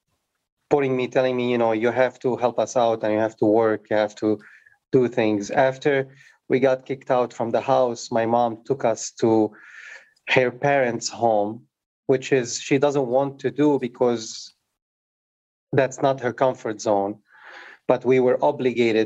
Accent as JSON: {"language": "English", "town": "Beirut", "region": "Beirut Governorate", "country": "Lebanon", "tie": "born or raised there", "also_born_or_lived": "Africa / France", "moved": "yes", "lives_now": "United States", "said": "I, you know, grew up in Beirut, during the war"}